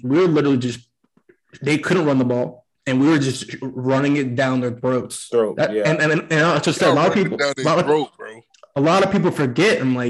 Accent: Florida, United States; also born or lived in Fort Lauderdale; Yeah. I grew up in Central Florida, but I lived in Fort Lauderdale.

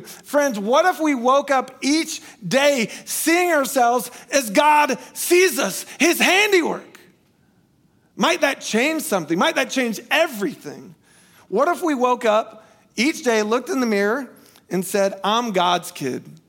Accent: United States; moved away; where I grew up in Polk County, we don't have skyscrapers

